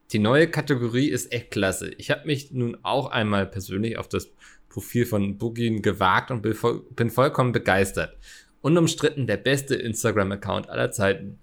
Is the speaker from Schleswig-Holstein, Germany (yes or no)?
no; Hamburg, Germany; Ich als Hamburger